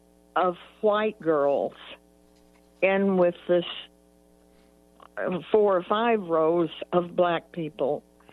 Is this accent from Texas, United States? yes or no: yes; Fort Worth, Texas, United States; And life in Texas was much different than it is now.